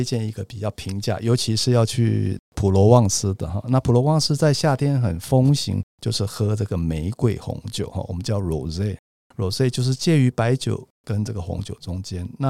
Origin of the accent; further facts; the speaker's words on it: Bordeaux, Nouvelle-Aquitaine, France; 那葡萄酒的区域非常多，最熟悉的当然就是波尔多，就是我家乡这边。